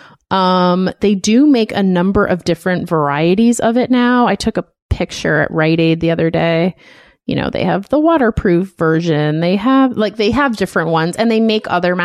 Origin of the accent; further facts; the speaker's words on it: United States; we are American